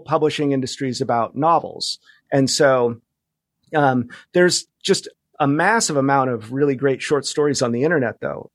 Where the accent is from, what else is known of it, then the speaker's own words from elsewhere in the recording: Fresno, California, United States; moved away as an adult; also born or lived in New York / Bay Area / Palm Springs / Los Angeles; now in Seattle, United States; I grew up in California. I grew up in Fresno